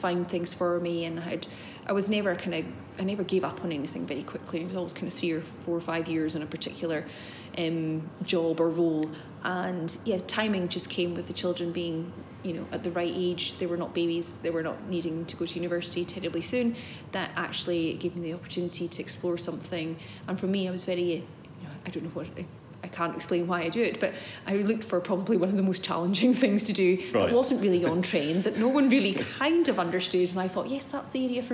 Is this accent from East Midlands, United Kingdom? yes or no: no; the Highlands, just north of Inverness, Scotland, United Kingdom; also born or lived in Aberdeen / Glasgow; I was born and brought up in the Highlands, just north of Inverness